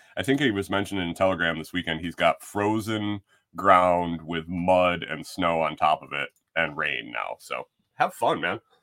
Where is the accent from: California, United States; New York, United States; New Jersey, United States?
New York, United States; moved away as an adult; now in Tennessee, United States; when I grew up in New York